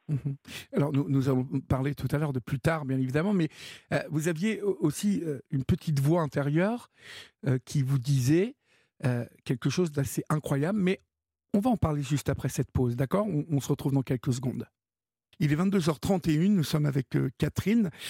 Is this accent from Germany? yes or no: no; Normandy, France; par chez nous en Normandie